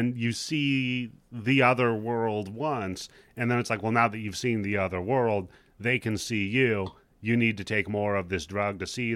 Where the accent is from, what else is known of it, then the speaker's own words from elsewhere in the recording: Pacific Northwest, United States; I grew up in Washington and Oregon